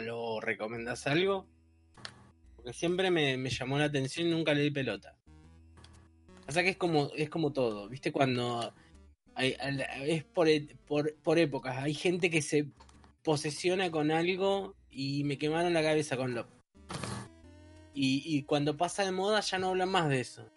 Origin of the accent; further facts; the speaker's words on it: Ushuaia, Tierra del Fuego, Argentina; yo soy de Ushuaia